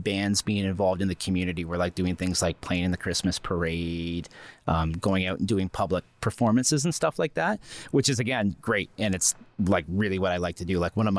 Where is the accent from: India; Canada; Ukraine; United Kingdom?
Canada; Strathroy, Ontario; Like I'm not from Huron County originally.